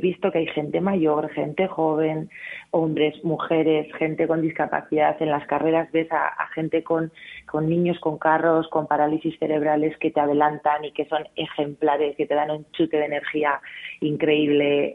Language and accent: Spanish; Amurrio, Basque Country, Spain; moved away as an adult; now in Madrid, Spain; tengo ahí a mi amurrio que cada mes, mes y medio subo a ver a mi familia porque yo soy muy de mi gente y de mi tierra